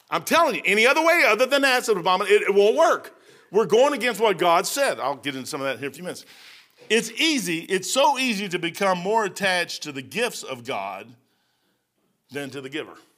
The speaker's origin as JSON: {"language": "English", "region": "Kentucky", "country": "United States", "said": "I'm from Kentucky"}